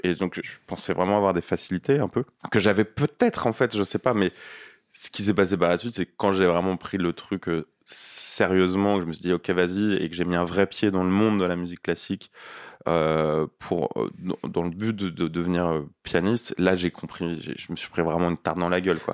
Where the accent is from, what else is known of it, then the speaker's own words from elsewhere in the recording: Nanterre, Île-de-France, France; also born or lived in Paris; j'ai grandi en banlieue à Nanterre